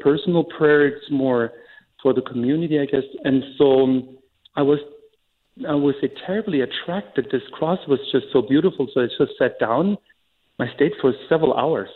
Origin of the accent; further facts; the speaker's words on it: Germany; now in Banks, United States; I was born and raised in Germany.